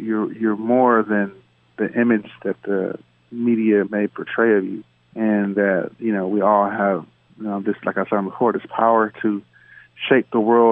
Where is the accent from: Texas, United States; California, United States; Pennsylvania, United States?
California, United States; Los Angeles; I grew up in South Central